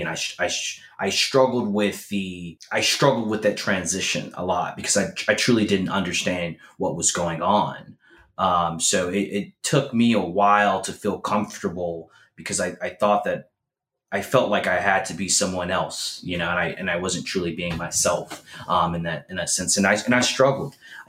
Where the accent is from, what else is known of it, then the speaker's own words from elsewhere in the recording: Memphis, Tennessee, United States; moved away; also born or lived in St. Louis, Missouri; I grew up in Memphis, Tennessee.